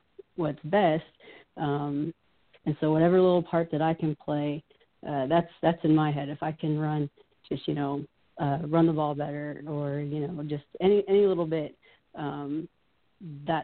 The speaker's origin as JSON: {"language": "English", "town": "Pittsburgh", "region": "Pennsylvania", "country": "United States", "tie": "born or raised there", "said": "growing up in Pittsburgh"}